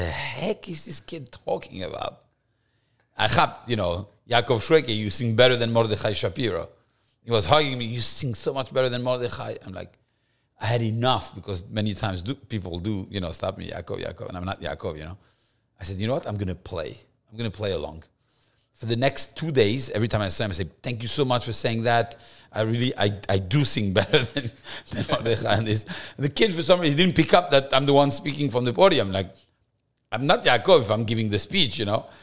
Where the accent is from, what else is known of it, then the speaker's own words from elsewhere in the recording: Paris, Île-de-France, France; moved away as an adult; also born or lived in Versailles, France; now in Miami, United States; I was born in France, in Versailles, actually. Um, beautiful place, a small Jewish community, but Versailles has, uh, a lot of history for the Jews. Um, but I grew up in Paris